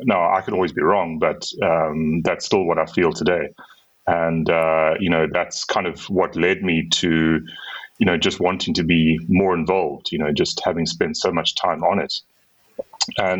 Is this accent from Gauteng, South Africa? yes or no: no; Durban, KwaZulu-Natal, South Africa; moved away as an adult; now in Cape Town, South Africa; I grew up in a town on the eastern coast of South Africa called Durban. But I've been here in Cape Town for the last 20 years or so.